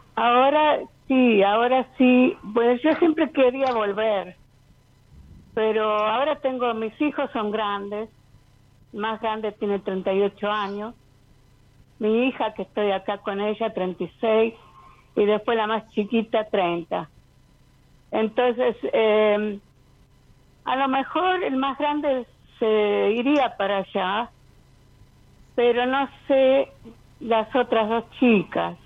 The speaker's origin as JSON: {"language": "Spanish", "town": "Río Cuarto", "region": "Córdoba", "country": "Argentina", "tie": "born or raised there", "also_born_or_lived": "California, United States", "moved": "yes", "lives_now": "Tampa, United States", "said": "yo originalmente nací en Río Cuarto, Córdoba, pero ahora vivo acá en Tampa, Florida, en Estados Unidos."}